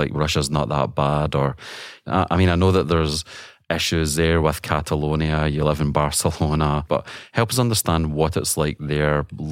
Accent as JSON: {"language": "English", "region": "Scotland", "country": "United Kingdom", "moved": "yes", "said": "I'm originally from Scotland"}